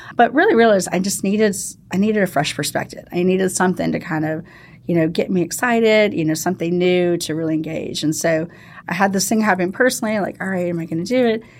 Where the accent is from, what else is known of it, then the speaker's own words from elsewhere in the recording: St. Louis, Missouri, United States; moved away; I actually grew up in Saint Louis, uh, Missouri